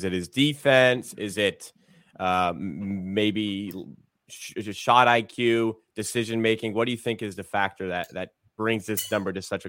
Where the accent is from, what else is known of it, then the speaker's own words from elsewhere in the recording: Canada; as a Canadian